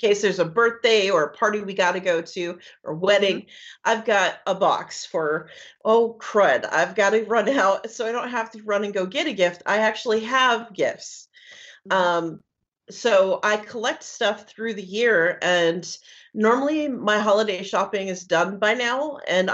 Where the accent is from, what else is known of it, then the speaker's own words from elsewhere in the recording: Washington, United States; now in Florida, United States; I'm from Washington State, up way up north, almost at the border of Canada